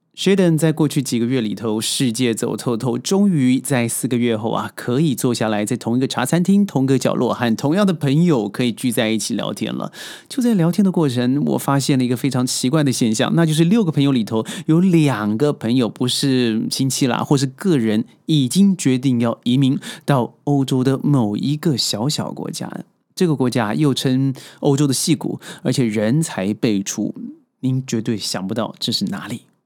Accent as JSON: {"language": "Chinese", "country": "China", "said": "咱们内地人"}